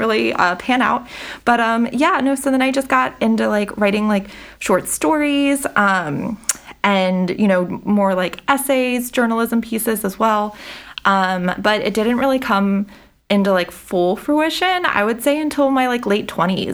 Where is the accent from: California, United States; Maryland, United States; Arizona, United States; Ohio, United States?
Maryland, United States; Frederick; I am born and raised in Frederick, live in Frederick, very much Frederick